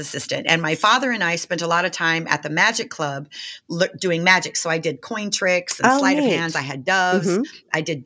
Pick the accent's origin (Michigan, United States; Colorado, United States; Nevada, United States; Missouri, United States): Nevada, United States; Las Vegas; I grew up in Las Vegas. I'm born and raised in Las Vegas